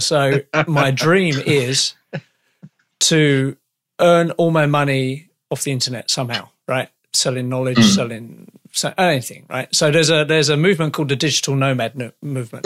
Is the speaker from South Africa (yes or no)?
no; United Kingdom; now in Canada